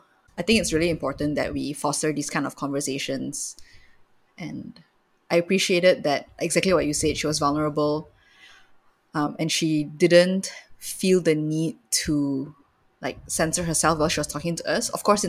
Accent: Malaysia; growing up in Malaysia

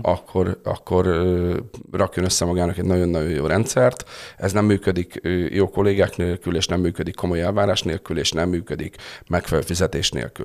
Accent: Tata, Komárom-Esztergom, Hungary; Én tatai születésű vagyok

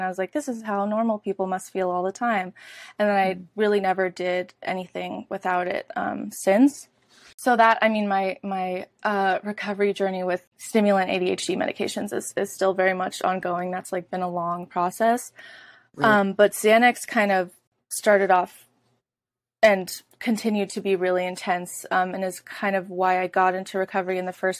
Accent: Oakland, California, United States; moved away as an adult; I'm from Oakland, California, born and raised, and I lived there up until about 6 months ago

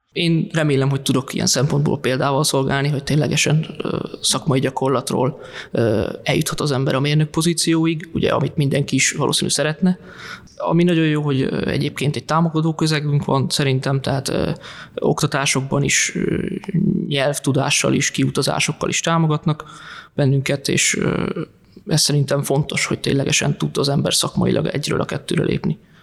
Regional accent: Tiszafüred, Jász-Nagykun-Szolnok, Hungary; moved away; also born or lived in Budapest; én alapvetően Tiszafüredről származom

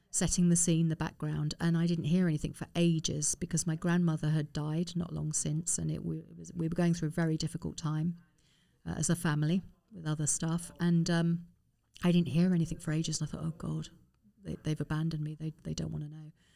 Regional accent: Harrow, London, United Kingdom; also born or lived in Hanover; I lived in Harrow, I was born in Harrow

